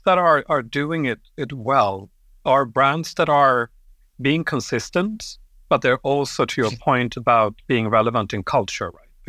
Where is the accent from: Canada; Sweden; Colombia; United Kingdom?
Sweden; born there; also born or lived in Europe; but I grew up in Europe. I was born in Sweden.